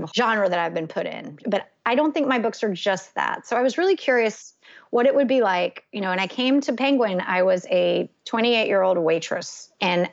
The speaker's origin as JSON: {"language": "English", "region": "North Carolina", "country": "United States", "tie": "born or raised there", "also_born_or_lived": "Evanston, Illinois", "said": "I still live in my hometown"}